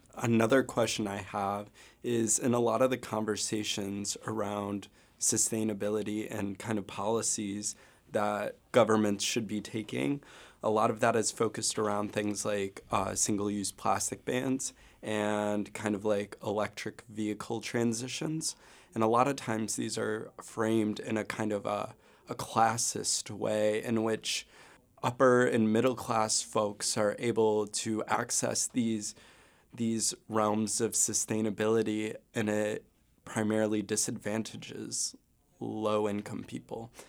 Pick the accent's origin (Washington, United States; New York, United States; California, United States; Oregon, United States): New York, United States; Rochester; moved away as an adult; now in Vermont, United States; I'm from Rochester, New York, originally